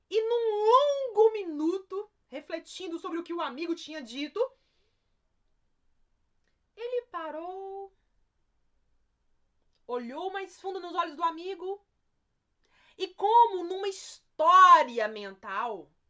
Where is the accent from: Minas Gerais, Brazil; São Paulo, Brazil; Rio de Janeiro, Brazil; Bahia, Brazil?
Minas Gerais, Brazil; Um jeitinho mineiro, já que eu sou mineiro, um jeitinho mineiro